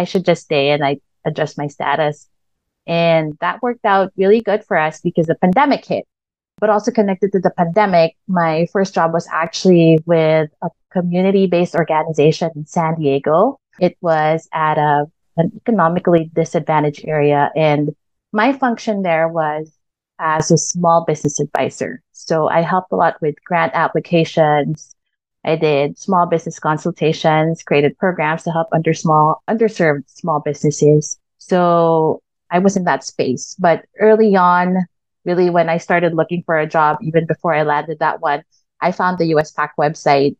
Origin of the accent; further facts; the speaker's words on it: Quezon City, Metro Manila, Philippines; English is a second language; moved away as an adult; now in United States; So I was born and raised in the Philippines in a town called Quezon City, which is actually part of Metro Manila.